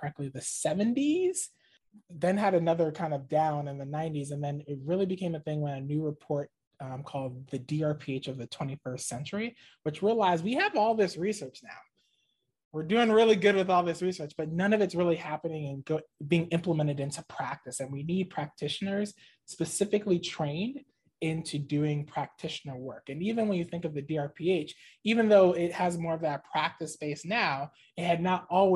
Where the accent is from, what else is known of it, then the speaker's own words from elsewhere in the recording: Maryland, United States; moved away as an adult; I'm originally from the Maryland area. So this is kind of a homecoming, moving back here